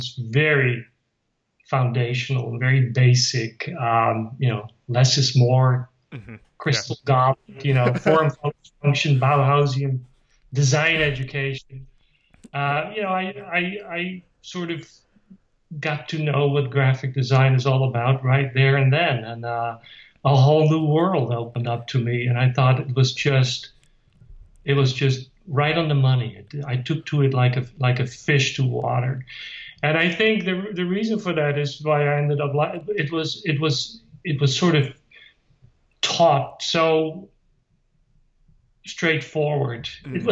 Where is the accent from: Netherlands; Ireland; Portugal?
Netherlands; moved away; I grew up in Holland